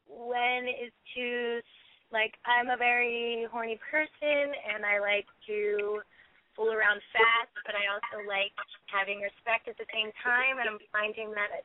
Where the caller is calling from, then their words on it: Burbank, California, United States; I'm calling from Burbank.